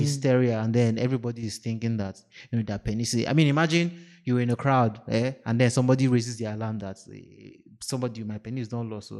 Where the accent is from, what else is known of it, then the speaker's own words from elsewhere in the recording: Nigeria; I'm too Nigerian